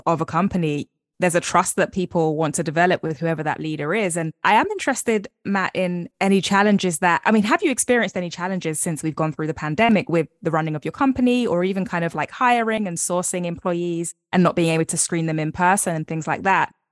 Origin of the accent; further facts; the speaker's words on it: London, United Kingdom; I live in London, born and raised